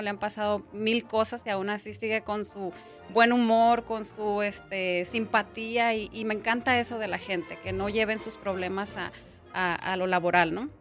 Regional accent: Sinaloa, Mexico; Soy originaria de Sinaloa

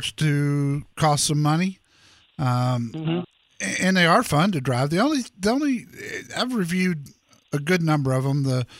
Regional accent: Dallas, Texas, United States; my hometown, Dallas Fort Worth

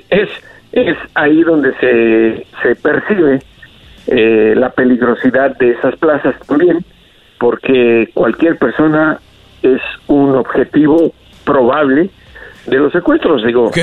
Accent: Mexico; como mexicano

